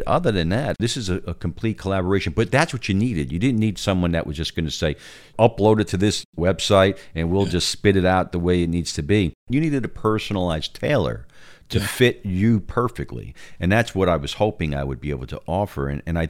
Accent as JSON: {"language": "English", "region": "New York", "country": "United States", "moved": "yes", "lives_now": "Texas, United States", "said": "I am a New Yorker"}